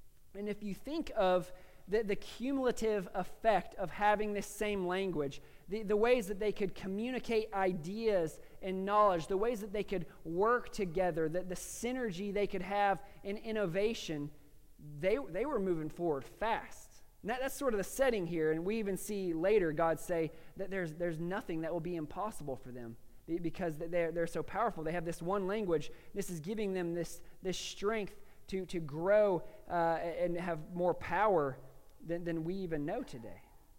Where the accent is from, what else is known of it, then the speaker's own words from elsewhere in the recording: Chattanooga, Tennessee, United States; born there; I was born in Chattanooga, just down the road at, you know, Park Ridge East, and so I'm supposed to be a Southern boy